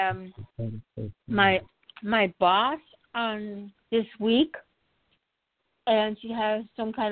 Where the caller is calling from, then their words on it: New Jersey, United States; I'm calling from New Jersey